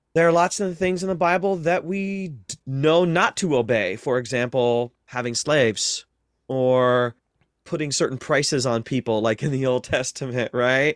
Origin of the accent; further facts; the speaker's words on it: North Central Ohio, United States; I grew up in North Central Ohio